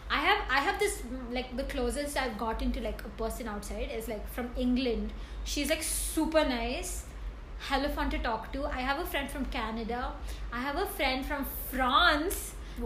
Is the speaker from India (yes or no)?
yes; India; I'm from India.